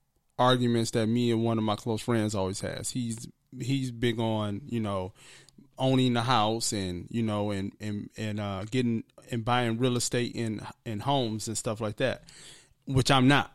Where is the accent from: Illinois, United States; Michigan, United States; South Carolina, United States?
Michigan, United States; Detroit; now in Los Angeles, United States; I'm just a nigga from Detroit, that's it.